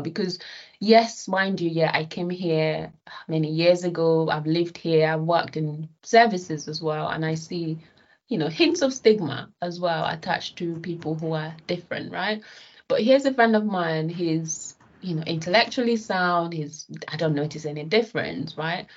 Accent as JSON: {"language": "English", "country": "Nigeria", "tie": "born or raised there", "moved": "yes", "lives_now": "United Kingdom", "said": "when I was young, right, living in Nigeria, okay, so I'm I'm Nigerian British."}